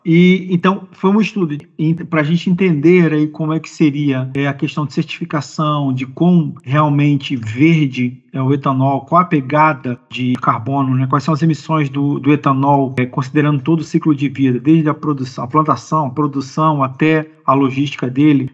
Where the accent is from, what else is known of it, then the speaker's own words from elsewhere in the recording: Brazil; Como brasileiro